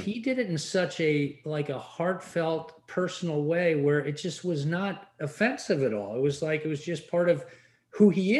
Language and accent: English; England, United Kingdom; moved away; When I grew up in England